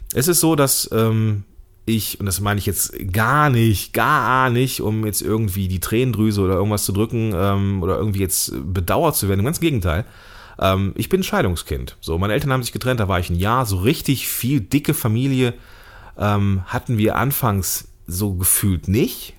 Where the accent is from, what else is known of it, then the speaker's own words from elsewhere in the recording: Germany; als Deutscher hier in Deutschland geborener Mann